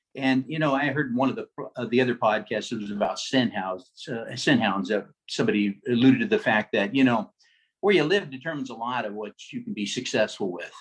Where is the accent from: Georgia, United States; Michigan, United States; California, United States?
California, United States; Los Angeles; When I was a kid, uh, I grew up actually coursing in the Los Angeles area, so Los Angeles, Orange County, Huntington Beach, uh, around the LAX airport, uh, Santa Ana